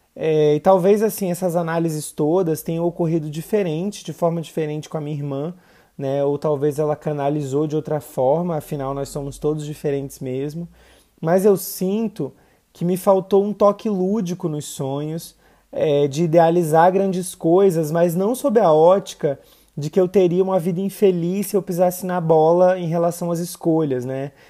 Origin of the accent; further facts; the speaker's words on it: interior of the Northeast, Northeast Region, Brazil; moved away; o lugar de onde eu vim, né? Interior do Nordeste, sertão